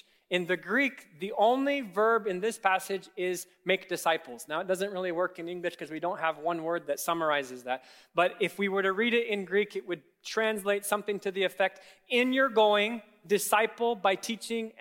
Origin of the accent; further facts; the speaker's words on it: Kenya; now in United States; I grew up in Kenya